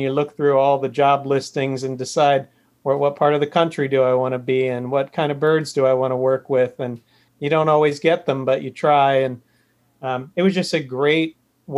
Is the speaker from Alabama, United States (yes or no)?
no; New Jersey, United States; moved away as an adult; also born or lived in Channel Islands; I grew up in New Jersey